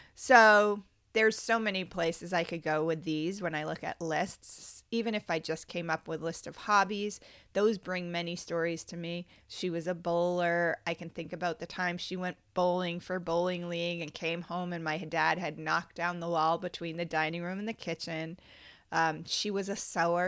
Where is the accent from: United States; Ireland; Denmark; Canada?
United States; Cape Cod, Massachusetts; also born or lived in Orleans, Massachusetts; Growing up on Cape Cod was a magical experience